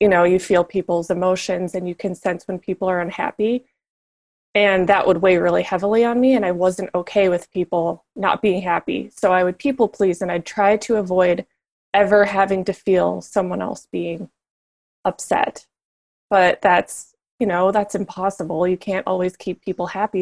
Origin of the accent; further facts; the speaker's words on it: Minnesota, United States; moved away as an adult; also born or lived in Southern California; I was a girl from Minnesota at this retailer in Southern California